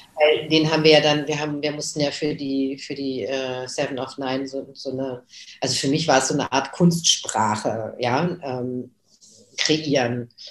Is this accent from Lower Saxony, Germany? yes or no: yes; Göttingen, Lower Saxony, Germany; now in Berlin, Germany; Also ich bin seit 81 in Berlin, aber ich bin geboren 1961 in Göttingen.